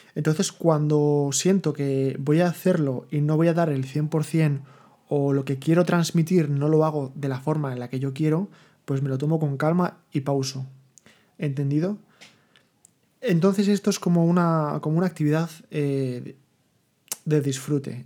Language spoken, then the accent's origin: Spanish; Madrid, Community of Madrid, Spain; moved away as an adult; also born or lived in Seville; yo soy de Madrid, ¿vale? De siempre.